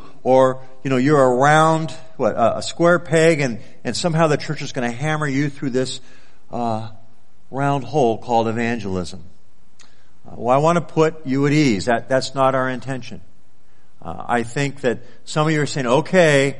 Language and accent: English; California, United States; moved away as an adult; now in Anchorage, United States; I was from California